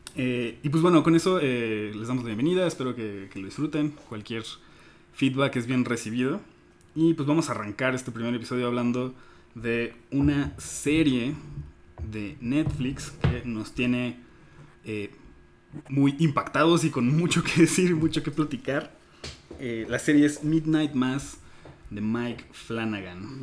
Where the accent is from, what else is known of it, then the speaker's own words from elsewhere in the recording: Mexico; como mexicano promedio, pues crecemos